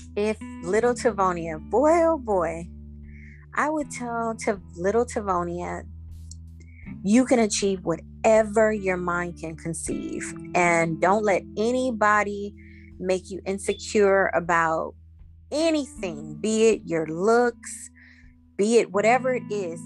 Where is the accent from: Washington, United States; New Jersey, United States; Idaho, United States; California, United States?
California, United States; Inglewood; also born or lived in Savanna-la-Mar, Jamaica / Florida; I've been a California Inglewood slash LA baby, and so California is pretty much um, all I know.